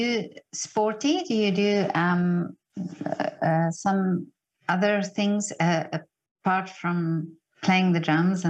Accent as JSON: {"language": "English", "country": "South Africa", "said": "I'm from South Africa, yeah."}